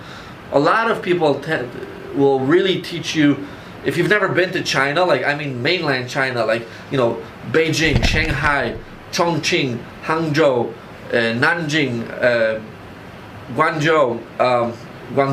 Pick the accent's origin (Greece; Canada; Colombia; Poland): Poland; now in Chicago, United States; I was born in Poland, I came to Chicago